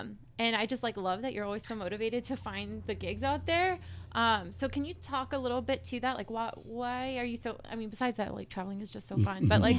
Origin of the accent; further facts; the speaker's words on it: McAllen, Texas, United States; now in San Antonio, United States; my family's from McAllen, or I guess I'm from McAllen too.